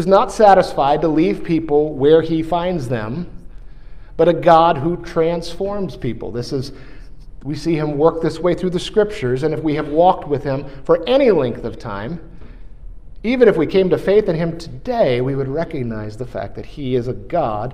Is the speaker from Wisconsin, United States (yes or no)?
no; New York, United States; moved away; the town that I grew up in New York